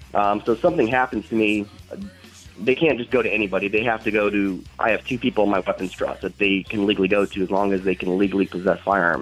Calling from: Akron, Ohio, United States; I'm actually calling from Akron, Ohio.

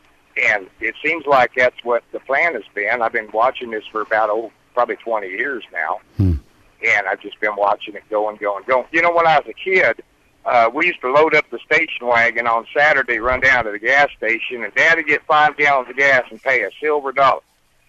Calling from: Austin, Texas, United States; North Austin.

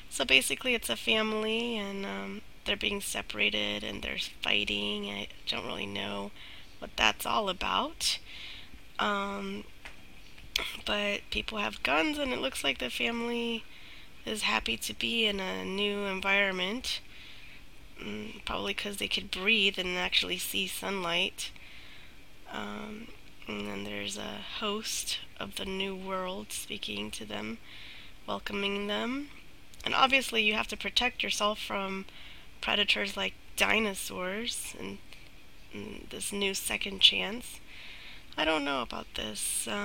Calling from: Virginia, United States; I'm from Virginia

